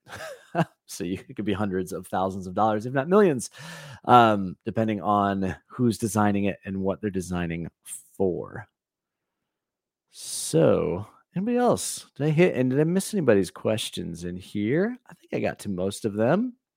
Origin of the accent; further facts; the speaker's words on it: Valparaiso, Indiana, United States; I grew up in Valparaiso, Indiana